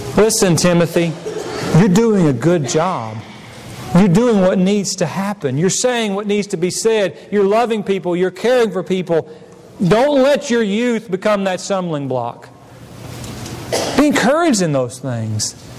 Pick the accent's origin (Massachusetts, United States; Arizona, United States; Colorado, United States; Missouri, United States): Missouri, United States; moved away as an adult; I came from Missouri and not Tennessee